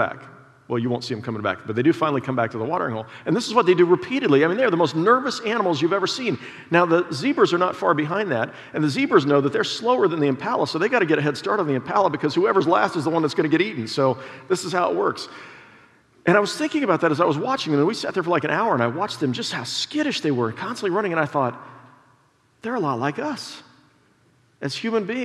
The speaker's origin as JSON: {"language": "English", "town": "Prairie Village", "region": "Kansas", "country": "United States", "tie": "born or raised there", "said": "I grew up in Prairie Village at 68th and Mission Road"}